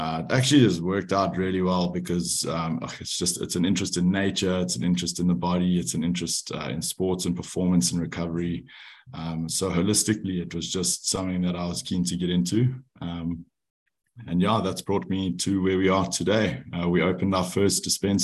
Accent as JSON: {"language": "English", "town": "Johannesburg", "region": "Gauteng", "country": "South Africa", "tie": "born or raised there", "also_born_or_lived": "France", "said": "I'm from Johannesburg, South Africa, but I moved out of home to pursue rugby when I was 18"}